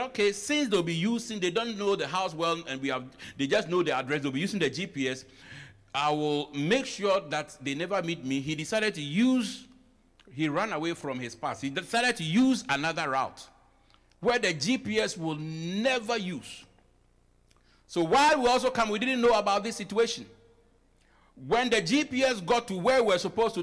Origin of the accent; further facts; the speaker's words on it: Ghana; moved away as an adult; now in United States; I am fully African, I'm fully Ghanaian, I only came here.